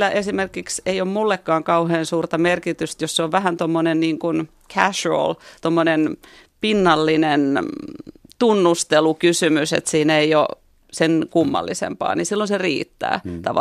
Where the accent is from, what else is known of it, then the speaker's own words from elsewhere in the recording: Helsinki, Uusimaa, Finland; moved away as an adult; also born or lived in Seattle, United States; now in Florida, United States; mä oon liian helsinkiläinen sitten, niin mä en ole kasvanut sellaisessa kulttuurissa, että puhuttaisiin mistään punaisista ja valkoisista ollenkaan.